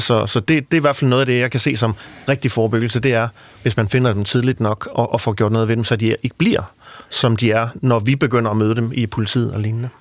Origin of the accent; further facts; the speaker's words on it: Central Jutland, Central Denmark Region, Denmark; i Midtjylland, hvor jeg kommer fra